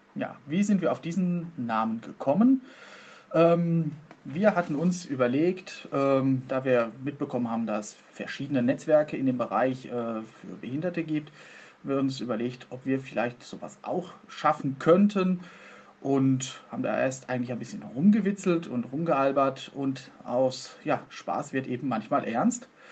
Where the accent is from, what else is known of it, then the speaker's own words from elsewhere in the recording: Soest, North Rhine-Westphalia, Germany; ich komme aus Soest